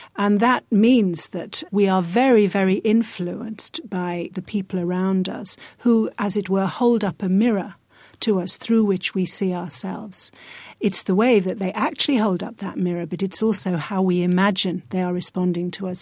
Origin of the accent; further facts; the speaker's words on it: rural northern England, United Kingdom; I grew up in a part of rural northern England where I didn't meet a black person for years